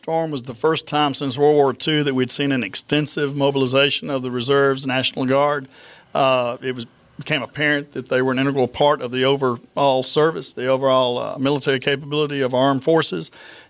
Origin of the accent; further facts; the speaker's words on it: Brookhaven, Mississippi, United States; also born or lived in Prentiss, Mississippi / Union Church, Mississippi / West Point, New York; Actually, I was born in Prentice, Mississippi, but we moved to Brookhaven. Lived at Union Church for a while, moved to Brookhaven when I was about 4 years old, and I lived the rest of my life here.